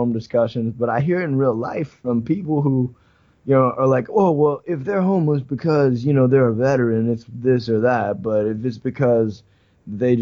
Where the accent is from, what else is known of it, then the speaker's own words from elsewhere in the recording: New Orleans, Louisiana, United States; also born or lived in Baton Rouge; I'm from New Orleans